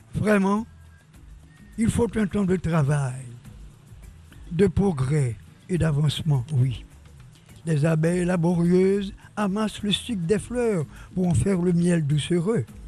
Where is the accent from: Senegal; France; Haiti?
Haiti; Jérémie, Grand'Anse; ma ville natale et du pays de mon père